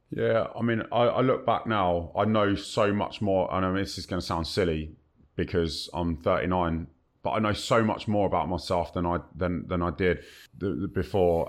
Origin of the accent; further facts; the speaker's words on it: Kingston upon Thames, London, United Kingdom; I was born and bred in Kingston upon Thames, Southwest London.